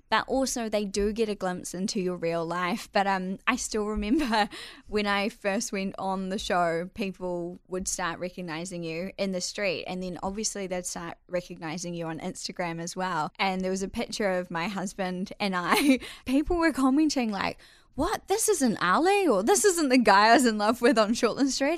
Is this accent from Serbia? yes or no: no; Whangamata, Waikato, New Zealand; moved away as an adult; I actually grew up in a little coastal town on the Coromandel called Whangamata